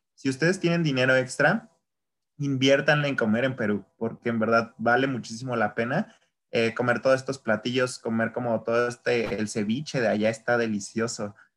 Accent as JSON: {"language": "Spanish", "country": "Mexico", "said": "yo soy mexicano"}